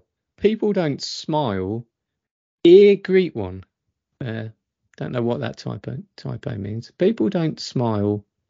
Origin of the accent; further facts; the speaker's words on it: South Africa; I come from South Africa. We smile, greet, show kindness, respect the elderly, and much more.